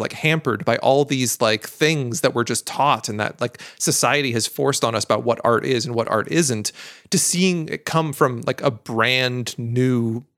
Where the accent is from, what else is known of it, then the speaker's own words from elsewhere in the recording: Eugene, Oregon, United States; I grew up in Eugene, Oregon